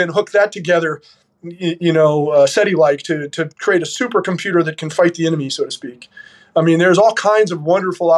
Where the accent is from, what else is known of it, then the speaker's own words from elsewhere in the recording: United States; as an American with a strategy background